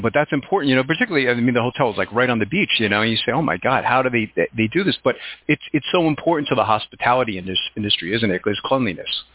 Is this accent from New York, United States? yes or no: yes; New York, United States; moved away; I'm originally from New York